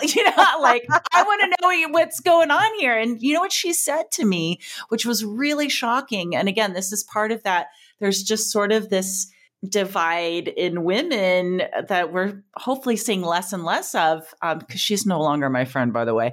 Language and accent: English; Joshua Tree, California, United States; moved away; also born or lived in Tucson, Arizona / Portland; I grew up, you know, as a teen driving down to L A and back, um, to, to my hometown in, in Joshua Tree